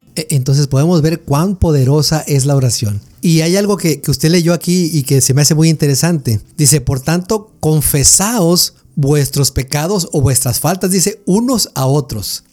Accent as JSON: {"language": "Spanish", "country": "Mexico", "said": "nosotros como mexicanos"}